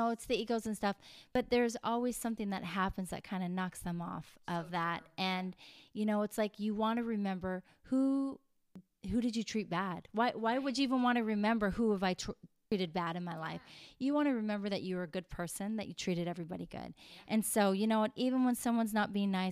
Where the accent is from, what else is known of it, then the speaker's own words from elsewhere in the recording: Vauxhall, Alberta, Canada; moved away as an adult; now in Los Angeles, United States; I'm a Canadian girl who grew up on a farm